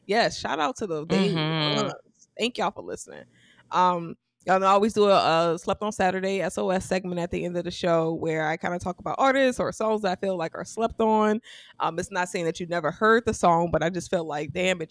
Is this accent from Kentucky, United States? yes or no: no; Louisiana, United States; I'm from Louisiana